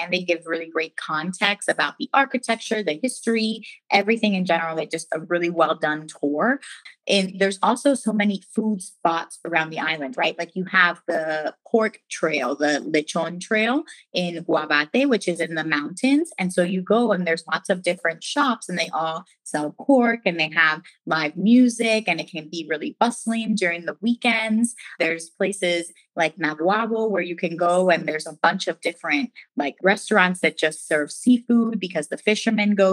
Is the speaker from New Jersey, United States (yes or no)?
no; Philadelphia, Pennsylvania, United States; moved away as an adult; also born or lived in Maryland; now in Puerto Rico; I actually was born here in Puerto Rico and I grew up in Philadelphia